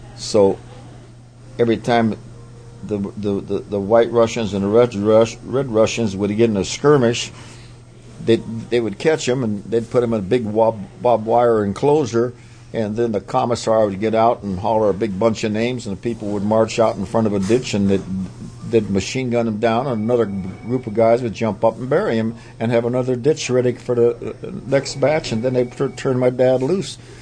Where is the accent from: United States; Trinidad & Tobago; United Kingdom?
United States; Pennsylvania; I was raised up in Pennsylvania